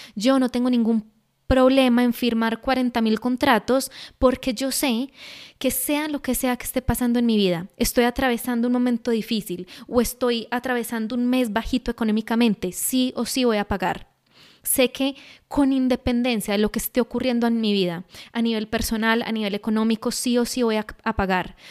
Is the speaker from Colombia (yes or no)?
yes; Colombia